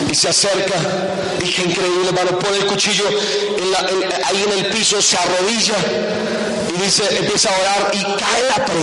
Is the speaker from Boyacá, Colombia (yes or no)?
yes; Boyacá, Colombia; mi tierra bella, en Boyacá